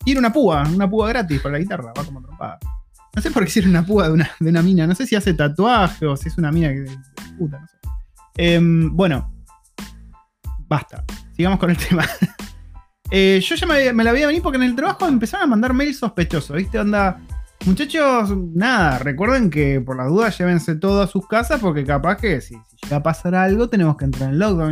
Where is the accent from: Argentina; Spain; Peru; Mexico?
Argentina; moved away as an adult; now in New Zealand; somos una familia argentina viviendo en Nueva Zelanda ya hace más de cuatro años